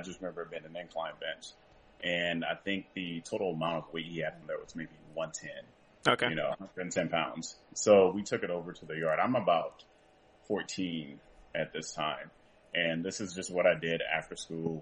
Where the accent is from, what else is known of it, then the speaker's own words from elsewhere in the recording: Franklinton, North Carolina, United States; I'm from Franklinton, North Carolina